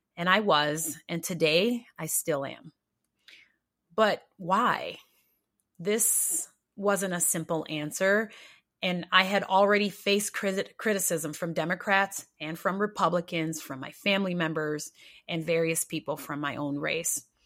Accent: Rochester, New York, United States; moved away; also born or lived in Minnesota; I was born in Rochester, New York, and my childhood was the stereotypical poor black experience

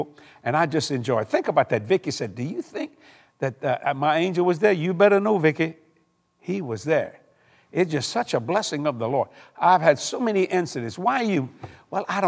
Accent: South Louisiana, United States; I'm from South Louisiana

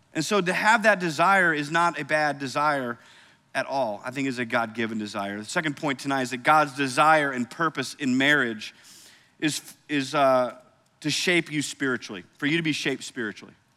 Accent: Cedar Rapids, Iowa, United States; moved away; I grew up in Cedar Rapids, Iowa

